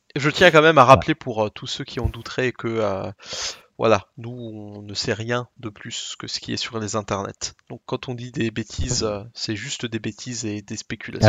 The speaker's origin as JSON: {"language": "French", "area": "Alsace", "region": "Grand Est", "country": "France", "accent": "Alsatian", "said": "mon accent alsacien"}